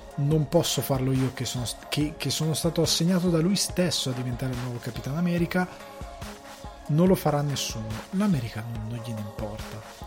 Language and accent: Italian; Italy; da buon italiano